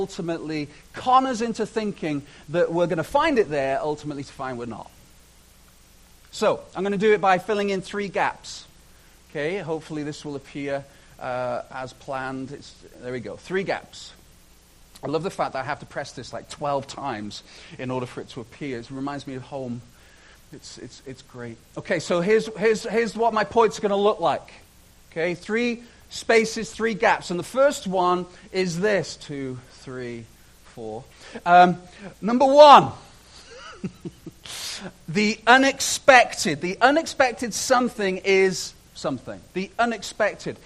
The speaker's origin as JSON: {"language": "English", "town": "Chester", "region": "North West England", "country": "United Kingdom", "tie": "born or raised there", "moved": "yes", "lives_now": "Canada", "said": "I am Canadian and I'm also British. So I had the joy as a young man, as a child, of growing up in this city called Chester"}